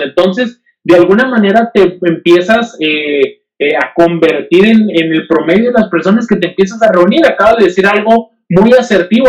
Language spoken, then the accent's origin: Spanish; Mexico; no soy el único mexicano que está buscando eso